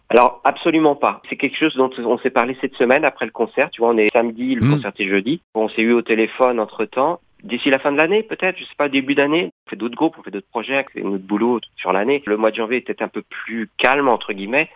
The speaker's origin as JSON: {"language": "French", "town": "Nantes", "region": "Pays de la Loire", "country": "France", "said": "je suis nantais d'origine"}